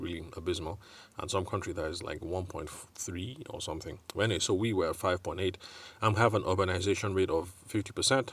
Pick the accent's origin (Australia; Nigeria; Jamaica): Nigeria; Benue; I'm from Benue State